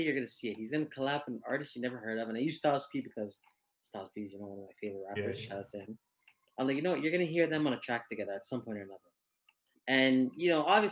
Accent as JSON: {"language": "English", "country": "Canada", "accent": "Canadian", "said": "we are Canadian. Proud of it, eh?"}